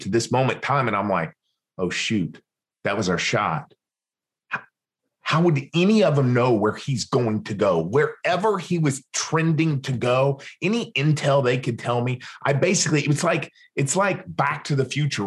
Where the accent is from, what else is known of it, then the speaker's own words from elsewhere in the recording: Western Oklahoma, United States; moved away; also born or lived in Los Angeles; my hometown out in the middle of Western Oklahoma